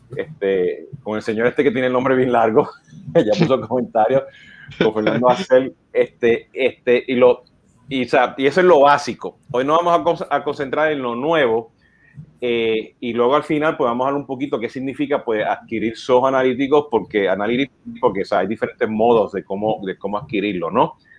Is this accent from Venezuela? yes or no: no; Puerto Rico